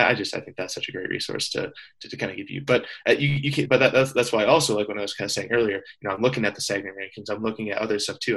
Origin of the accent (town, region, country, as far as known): Iowa, United States; moved away as an adult; now in Montana, United States